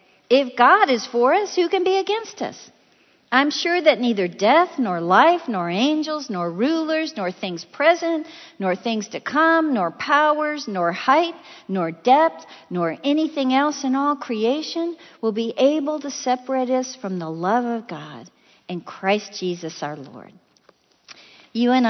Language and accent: English; Chicago, Illinois, United States; I'm from Chicago